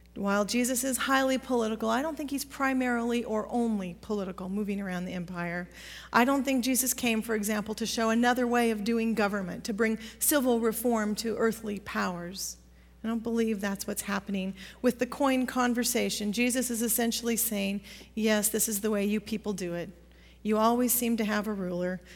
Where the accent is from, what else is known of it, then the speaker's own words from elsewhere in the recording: Pacific Northwest, United States; growing up in the Pacific Northwest